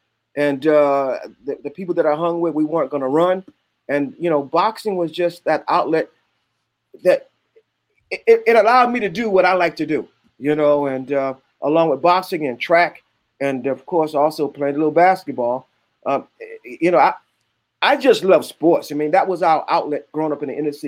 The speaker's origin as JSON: {"language": "English", "town": "New York City", "region": "New York", "country": "United States", "tie": "born or raised there", "moved": "as an adult", "lives_now": "Atlanta, United States", "said": "I grew up in Brooklyn, a section of Brooklyn called Bed-Stuy."}